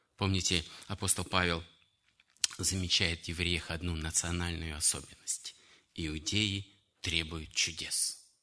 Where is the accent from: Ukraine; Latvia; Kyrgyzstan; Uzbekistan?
Kyrgyzstan; moved away; also born or lived in Russia; Я считаю своим отечеством Киргизию, потому что я там вырос, женился, обратился к Богу и провел многие годы в Киргизстане. Хотя родился в Российской Федерации